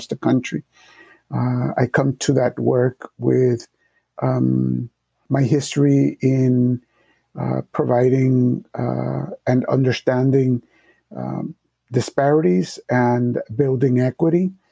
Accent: Springfield, Massachusetts, United States; English is a second language; also born or lived in Puerto Rico; I was born in Puerto Rico, but I grew up here in Massachusetts, and I came here when I was about to be 5 years old. It was 1968, and the context for 1968 inner city, Springfield, Massachusetts

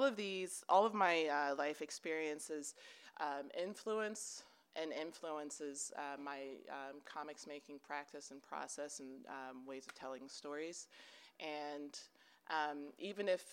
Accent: Baltimore, Maryland, United States; now in Denver, United States; I grew up in Maryland, specifically in and around Baltimore

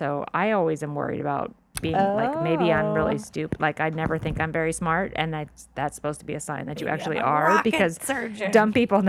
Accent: Orange County, California, United States; I'm from Orange County.

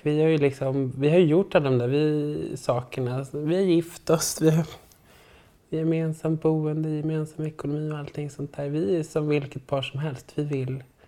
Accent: Stockholm, Stockholm County, Sweden; also born or lived in Sundsvall; kommer från Stockholm

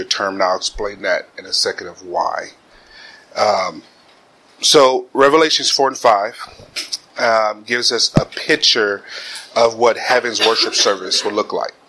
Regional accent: Kansas City, Missouri, United States; moved away as an adult; also born or lived in the South (family); now in Cincinnati, United States; I'm originally from Kansas City, Missouri.

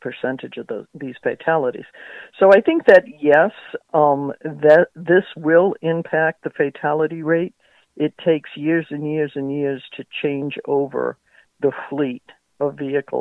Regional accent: New England, United States; I grew up in New England, so we had the shores or the mountains to visit

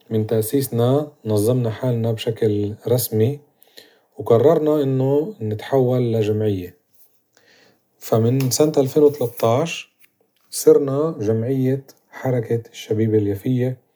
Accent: Palestine; قضايا اللي بتخصنا إحنا كمجتمع فلسطيني عن تاريخنا وحاضرنا ونذكر كمان إيه، مدننا وقرانا

